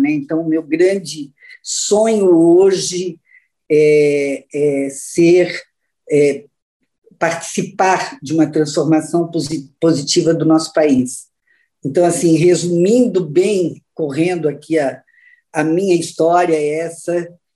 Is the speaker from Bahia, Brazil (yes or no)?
no; Luiz Alves, Santa Catarina, Brazil; eu sou de Santa Catarina, aí pertinho de vocês, né? E, é, nossos estados são vizinhos. É, nasci em Luiz Alves, uma cidade muito pequenininha no interior de Santa Catarina